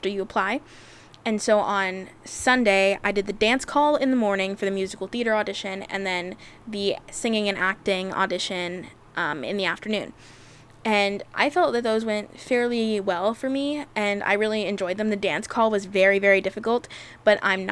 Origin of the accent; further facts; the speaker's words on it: Los Angeles, California, United States; LA Unifieds, Los Angeles Unifieds, which I went to because obviously it's in my hometown